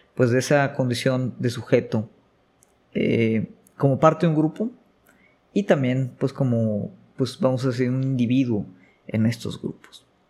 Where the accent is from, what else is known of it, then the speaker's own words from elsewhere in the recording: Mexico; como mexicano